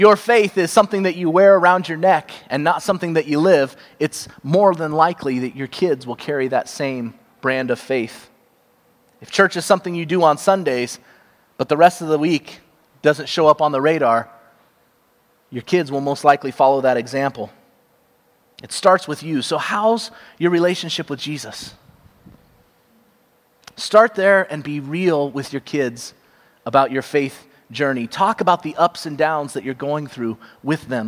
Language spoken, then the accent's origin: English; Cupertino, California, United States; I grew up in Cupertino, California